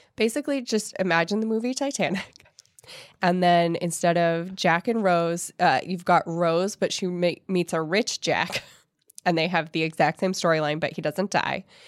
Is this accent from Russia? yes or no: no; Ireland; I'm Irish